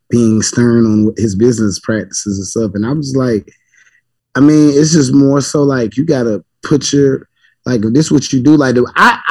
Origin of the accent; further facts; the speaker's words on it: Georgia, United States; now in Norfolk, United States; I'm from Georgia